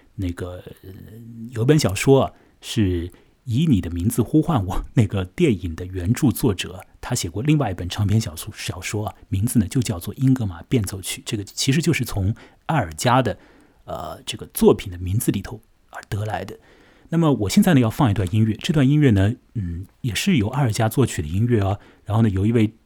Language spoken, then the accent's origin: Chinese; Shanghai, China; 在上海的崇明岛上和你说话。 我现在所待的这个地方呢， 就是我的老家啊， 崇明岛。 它虽然是属于上海管辖的一处地方啊， 但是呢， 在我这儿， 这个岛上面的气氛和那所谓的魔都之中的那种激动人心的啊， 或者是很是紧张的这个气氛啊， 当然是大不一样的嘛。